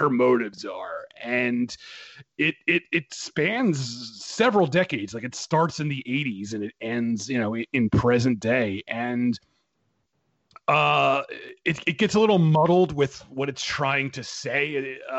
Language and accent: English; Philadelphia, Pennsylvania, United States; I grew up in Philadelphia